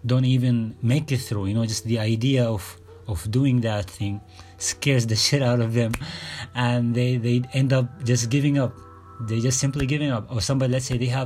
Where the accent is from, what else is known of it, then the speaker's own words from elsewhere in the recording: Sudan; I'm from Sudan.